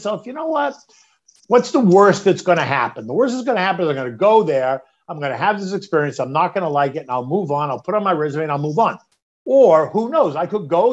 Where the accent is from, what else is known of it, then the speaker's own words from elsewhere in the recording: Boston, Massachusetts, United States; moved away as an adult; now in New York, United States; I'm not from New York. I'm from Boston